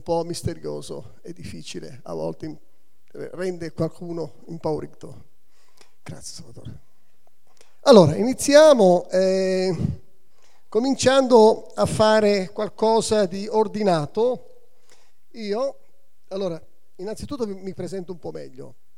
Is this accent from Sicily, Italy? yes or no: yes; Catania, Sicily, Italy; C'ho la mamma napoletana sotto il Vesuvio. E sono nata a Catania sotto l'altro vulcano